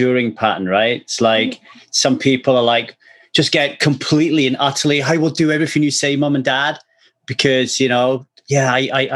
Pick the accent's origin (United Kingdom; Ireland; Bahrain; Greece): United Kingdom; South Wales; now in Southern California, United States; I grew up in Wales in the UK